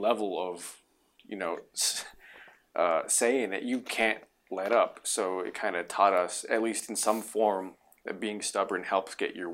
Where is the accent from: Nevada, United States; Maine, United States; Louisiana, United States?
Nevada, United States; Reno; also born or lived in New Mexico / Winnemucca, Nevada; I was five when we left